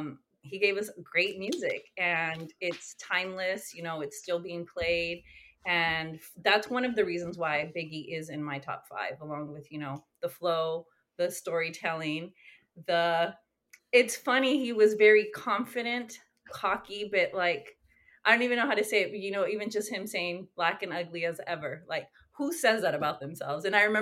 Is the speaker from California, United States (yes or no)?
yes; California, United States; I grew up in Northern California, but on the coast, close to Santa Cruz.